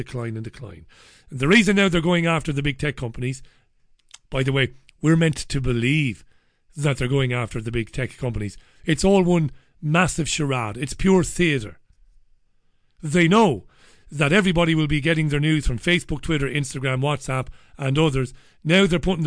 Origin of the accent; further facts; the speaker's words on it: Waterford, Munster, Ireland; moved away as an adult; I come from Waterford City. I've not lived in Waterford for 20 years, but I come from Waterford